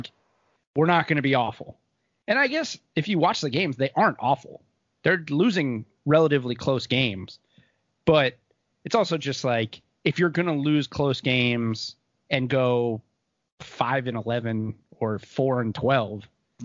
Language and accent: English; Miami, Florida, United States; I grew up in Miami. Like, I'm not even like a Charlotte guy. I'm a Miami guy